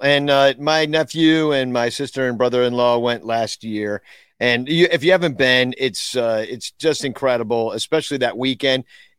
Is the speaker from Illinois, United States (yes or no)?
yes; Arlington Heights, Illinois, United States; I'm from Improv. Arlington Heights. I'm the Arlington Heights Rocket.